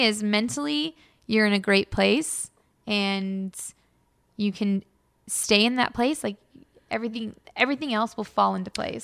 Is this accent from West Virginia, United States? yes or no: no; Los Angeles, California, United States; now in Bay Area, United States; born and raised in Los Angeles